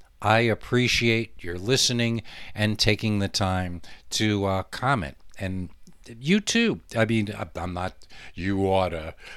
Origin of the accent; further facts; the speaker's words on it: El Paso, Texas, United States; moved away; I haven't lived in my hometown of El Paso for over half my life now, and I wouldn't recognize it if I went back. I'm starting to feel like I'm not from there anymore.